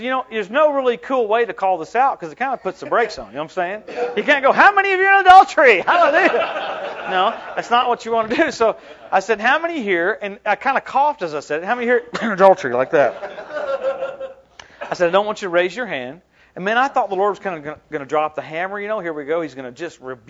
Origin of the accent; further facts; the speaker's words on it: Louisiana, United States; also born or lived in Tulsa, Oklahoma; now in Temecula, United States; I'm from Louisiana. And there was another evangelist from my hometown